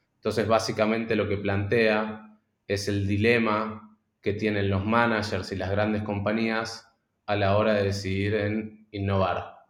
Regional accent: Argentina; moved away as an adult; also born or lived in Boston; soy argentino

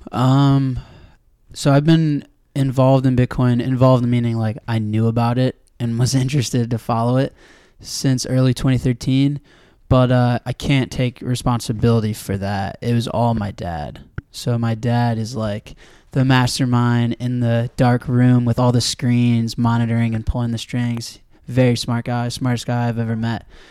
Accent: Evanston, Illinois, United States; I grew up in Evanston, right outside Chicago

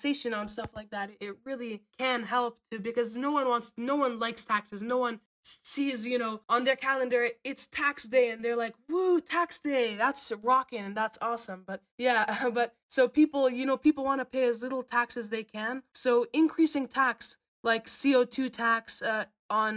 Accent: Vermont, United States; moved away; I'm from Vermont.

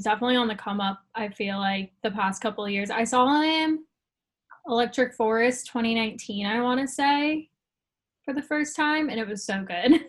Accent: Arizona, United States; moved away; I'm originally from Arizona, but we have a lot of mountains there.

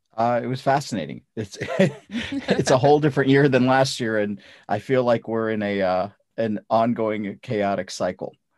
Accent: North India, India; English is a second language; now in United States; Um, I grew up in North India. not speaking English. I, I spoke Russian and I spoke, uh, Punjabi and Hindi

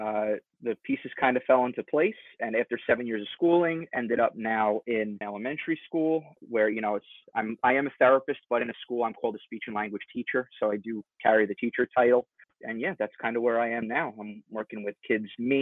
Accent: West Islip, New York, United States; Grew up and currently still live in the town of West Islip, New York.

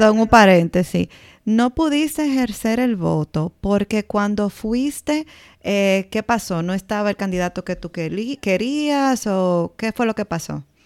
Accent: Dominican Republic; moved away; somos dominicanas en el extranjero

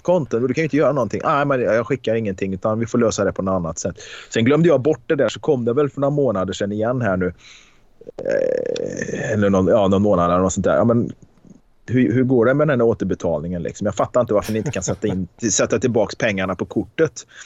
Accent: Karlstad, Värmland, Sweden; på Konsum hemma i Karlstad

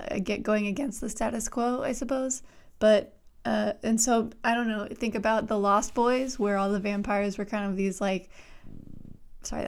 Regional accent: Louisiana, United States; I'm from Louisiana

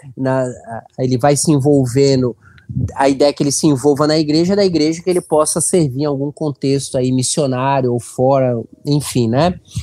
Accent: Santos, São Paulo, Brazil; moved away as an adult; now in Benevides, Brazil; Eu sou natural de Santos, litoral de São Paulo, mas já estou há 14 anos aqui no norte do Brasil, especialmente no, na região do Pará

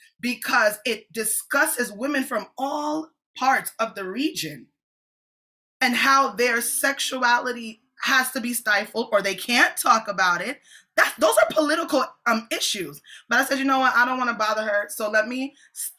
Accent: Jamaica; I'm a Jamaican apostolic

